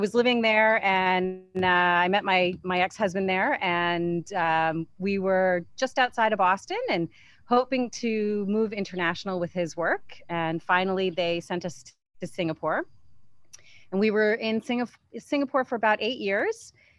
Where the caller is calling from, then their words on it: Luang Prabang, Luang Prabang Province, Laos; I'm calling in from Luang Prabang, Lao, which is in Southeast Asia.